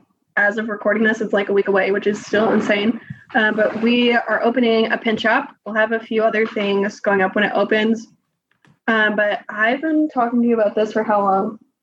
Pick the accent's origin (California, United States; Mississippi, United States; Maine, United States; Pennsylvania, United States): Maine, United States; when she found out I was from Maine